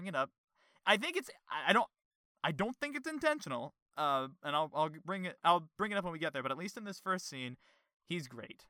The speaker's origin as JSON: {"language": "English", "region": "New York", "country": "United States", "said": "I am from New York, after all"}